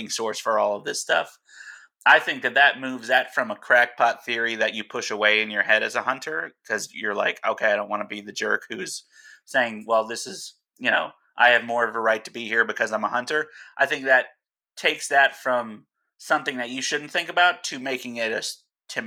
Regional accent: New Jersey, United States; now in Alaska, United States; New Jersey, my home state where I'm from

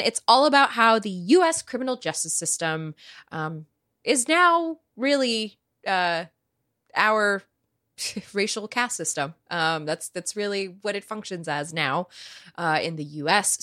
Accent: United States; I grew up being educated in the United States of America

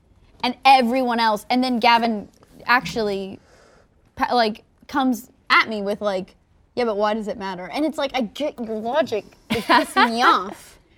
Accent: the South, United States; because I was born in the South

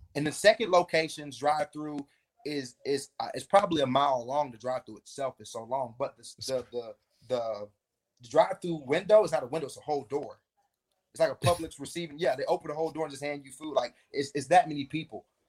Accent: Davenport, Florida, United States; I'm a kid from Polk County

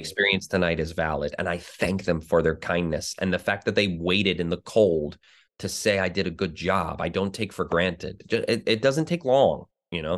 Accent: New Jersey, United States; I grew up in New Jersey

